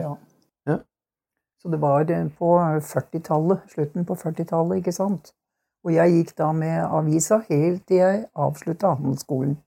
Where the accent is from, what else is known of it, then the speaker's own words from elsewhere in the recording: Hokksund, Buskerud, Norway; Jeg er barnefødt her i Hokksund